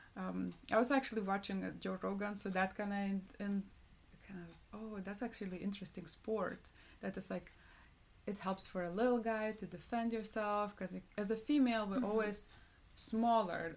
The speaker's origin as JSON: {"language": "English", "country": "Lithuania", "moved": "yes", "said": "I'm from Lithuania"}